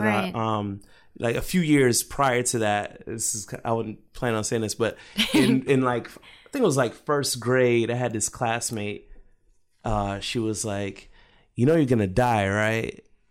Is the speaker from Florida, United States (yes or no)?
yes; Jacksonville, Florida, United States; also born or lived in Brooklyn; So when I was about 8 years old, my aunt, I moved from Brooklyn to Jacksonville, Florida, where my aunt was living at the time.